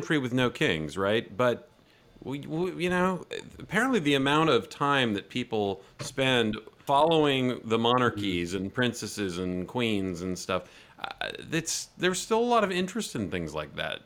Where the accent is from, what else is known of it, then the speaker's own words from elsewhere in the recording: United States; I'm an American